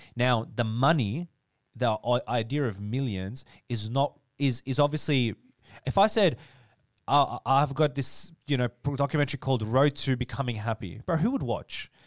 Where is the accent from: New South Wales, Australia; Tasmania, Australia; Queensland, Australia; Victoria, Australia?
Victoria, Australia; Dandenong; I am a kid from Dandenong